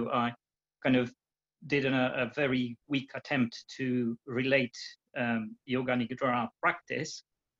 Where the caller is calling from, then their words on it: England, United Kingdom; I'm based in England.